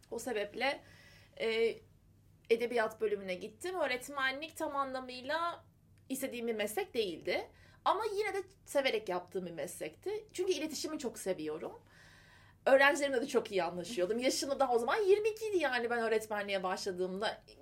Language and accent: Turkish; Marmaris, Muğla, Turkey; moved away as an adult; also born or lived in Eskişehir; İşte Marmaris'te doğmuşum. Eskişehir'de 18 yaşına kadar ben hep Marmaris'teydim.